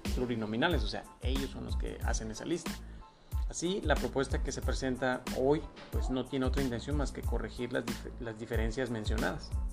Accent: Mexico; Nosotros como mexicanos

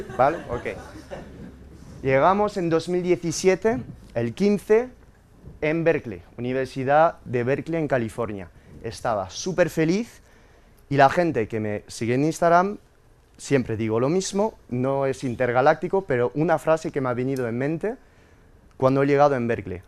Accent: France; moved away; Yo soy inmigrante francés, nacido de padres españoles que emigraron a Francia en los años 60 y nací eh, en 1991

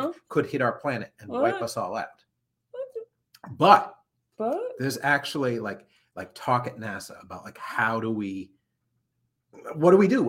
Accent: Anchorage, Alaska, United States; born there; almost 50 years ago, I was born in Anchorage, Alaska. My dad was in the Air Force, and my mom and dad were stationed at Elmendorf Air Force Base.

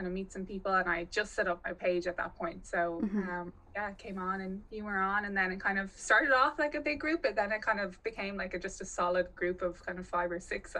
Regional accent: Dublin, Leinster, Ireland; I'm from Dublin

